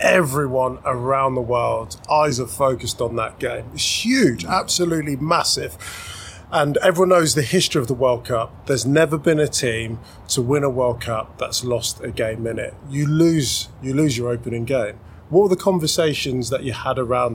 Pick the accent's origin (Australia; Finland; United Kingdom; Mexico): United Kingdom; England; as an Englishman